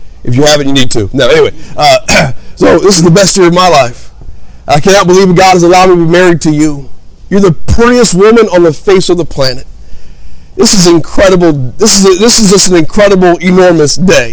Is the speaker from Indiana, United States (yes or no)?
yes; Hammond, Indiana, United States; also born or lived in Gary, Indiana; I was raised in Hammond, Indiana